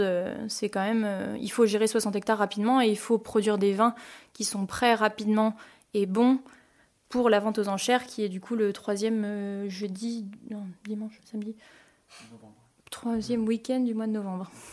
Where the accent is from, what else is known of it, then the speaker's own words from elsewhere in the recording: Poligny, Bourgogne-Franche-Comté, France; moved away as an adult; also born or lived in Canada; now in Emeringes, France; j'étais jurassienne, j'étais de Poligny, donc c'est la capitale euh, du comté